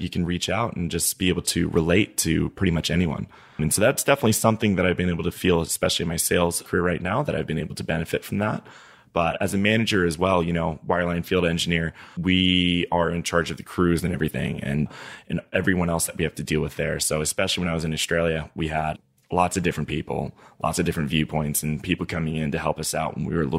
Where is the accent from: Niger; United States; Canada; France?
Niger; So, yeah, I grew up in Niger. So I learned French when I was there in elementary school